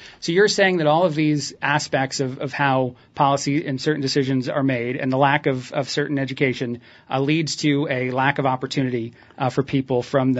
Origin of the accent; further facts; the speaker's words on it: Indiana, United States; also born or lived in New Jersey; because I learned about slavery as a kid growing up in Indiana and in New Jersey are some of the places where I had my education.